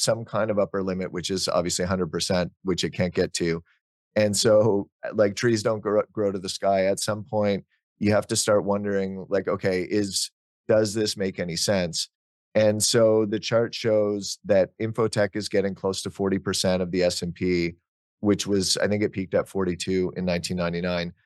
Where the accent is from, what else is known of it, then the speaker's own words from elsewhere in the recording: Ottawa, Ontario, Canada; I grew up in Ottawa, which is where Nortel was based